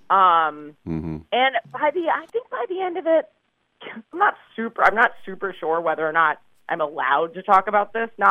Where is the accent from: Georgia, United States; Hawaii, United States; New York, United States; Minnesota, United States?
New York, United States; New York City; I grew up in New York. I'm, I'm oh, okay. a New York City native